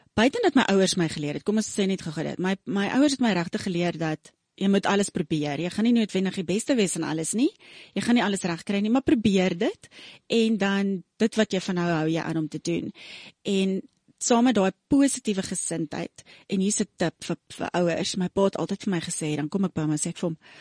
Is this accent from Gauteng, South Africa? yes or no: yes; Pretoria, Gauteng, South Africa; also born or lived in Rustenburg / Cleveland, Ohio; ek is gebore in Rustenburg, groot geword in Pretoria